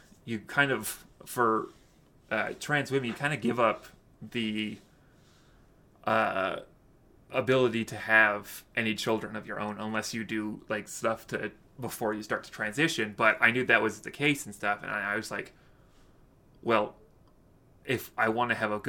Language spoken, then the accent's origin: English; Utah, United States; I grew up in Utah